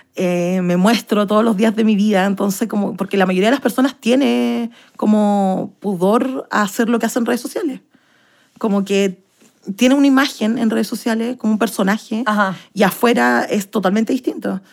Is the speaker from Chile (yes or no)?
yes; Santiago, Santiago Metropolitan Region, Chile; Soy de Santiago de Chile y tengo 28 años